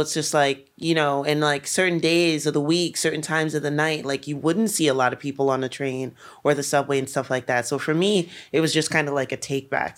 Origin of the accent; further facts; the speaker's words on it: New York City, New York, United States; Brooklyn was, like, especially where I'm from, like, East Flatbush